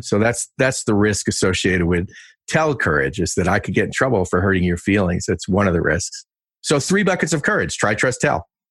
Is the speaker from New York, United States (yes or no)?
yes; Westchester County, New York, United States; I won the Westchester County Diving Championships three times where I grew up in New York